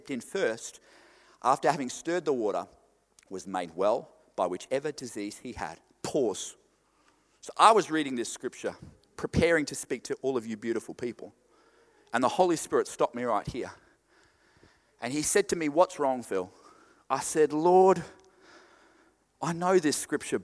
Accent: Queensland, Australia; I'm from Queensland. Everything's weird in Queensland.

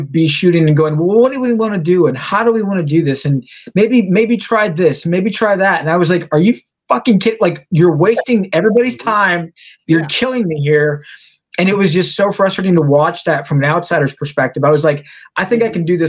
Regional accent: San Antonio, Texas, United States; I came back to my hometown in San Antonio

